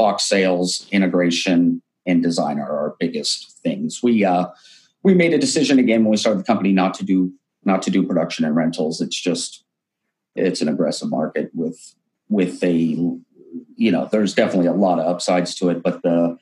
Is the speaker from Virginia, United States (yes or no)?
no; Pennsylvania, United States; also born or lived in Branson, Missouri; now in Las Vegas, United States; I was actually born and raised in Pennsylvania and then moved all over the US